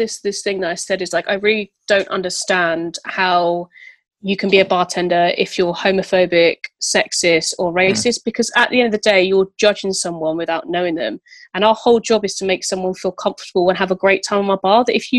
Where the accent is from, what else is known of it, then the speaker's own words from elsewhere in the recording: Bristol, South West England, United Kingdom; I'm the girl from Bristol. I don't know if I should have won half the things. They might have just wanted to get out of Bristol.